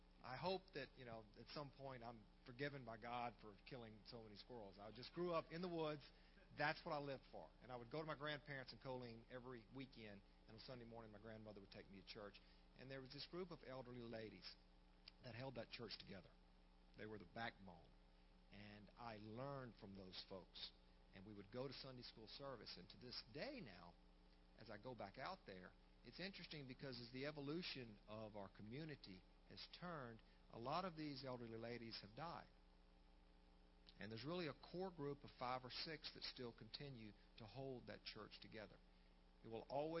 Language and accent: English; Central Louisiana, United States; I was born and raised in Central Louisiana